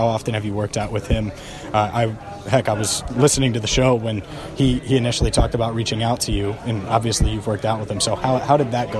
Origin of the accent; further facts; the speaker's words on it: Cincinnati, Ohio, United States; I haven't bought a Bengals jersey in years. I'm from Cincinnati.